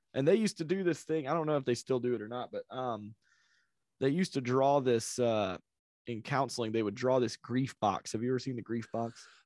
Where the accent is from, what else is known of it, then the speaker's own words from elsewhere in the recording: South Carolina, United States; I grew up in South Carolina